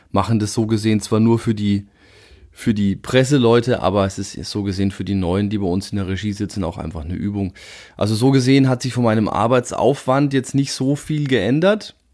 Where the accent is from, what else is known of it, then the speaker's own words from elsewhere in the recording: Würzburg, Bavaria, Germany; ja, warum die Würzburger Kickers ist, denke ich, naheliegend. Äh, es ist so gesehen der Verein aus meiner Heimatstadt.